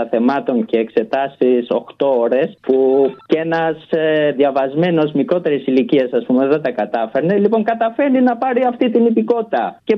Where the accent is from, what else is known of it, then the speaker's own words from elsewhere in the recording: Albania; Greek is a second language; επειδή και εγώ είμαι από την Αλβανία